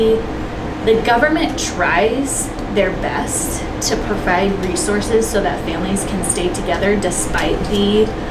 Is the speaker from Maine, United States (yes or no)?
no; Southern California, United States; moved away as an adult; now in Salt Lake City, United States; I'm originally from Southern California, so I am not a Utah native at all